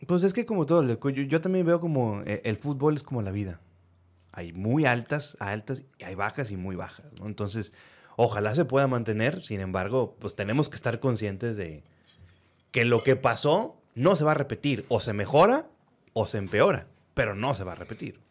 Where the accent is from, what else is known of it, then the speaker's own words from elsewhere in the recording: Reynosa, Tamaulipas, Mexico; now in Monterrey, Mexico; yo nací aquí en Monterrey, pero viví casi toda mi vida, o mi vida, eh, mi preparación, digamos que mi vida joven, en Reynoso, Tamaulipas